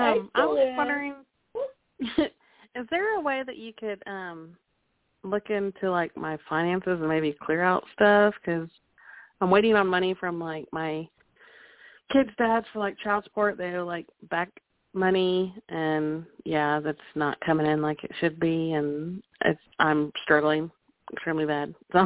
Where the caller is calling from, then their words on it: Oklahoma, United States; Hey, Toni, it's … from Oklahoma.